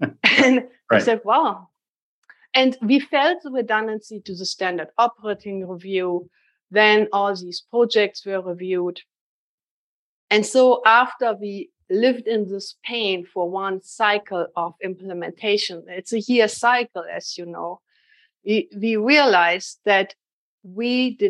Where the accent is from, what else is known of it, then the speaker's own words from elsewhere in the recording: Boston, Massachusetts, United States; accent: Boston; I'm trying to tell people this is a Boston accent, but nobody believes me.